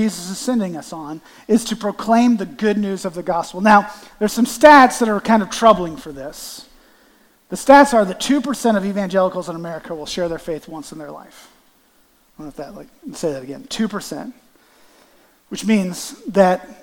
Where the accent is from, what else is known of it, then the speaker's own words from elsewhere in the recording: Canton, Ohio, United States; I'm from Canton, Ohio